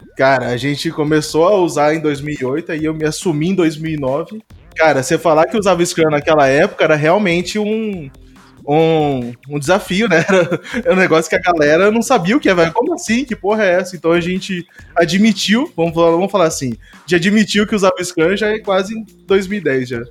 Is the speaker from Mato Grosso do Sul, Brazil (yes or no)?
yes; Campo Grande, Mato Grosso do Sul, Brazil; eu sou daqui de Campo Grande